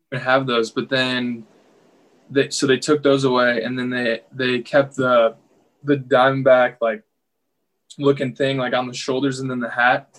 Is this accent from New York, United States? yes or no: no; Chicago, Illinois, United States; I was from the Chicago area